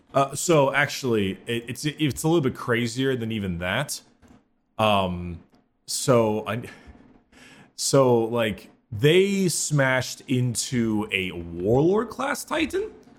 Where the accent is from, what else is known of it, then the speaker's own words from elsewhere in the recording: United States; since we're American and we use imperial measurements